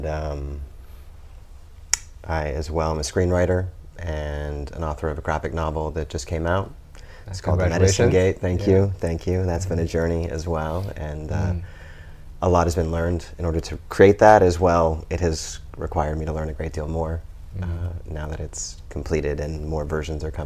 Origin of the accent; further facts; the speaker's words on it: Lincoln, Nebraska, United States; I was born and raised in Lincoln, Nebraska